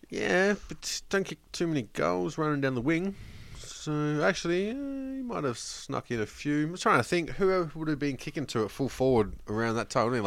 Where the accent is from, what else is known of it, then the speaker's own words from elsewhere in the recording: New South Wales, Australia; now in Victoria, Australia; we grew up in New South Wales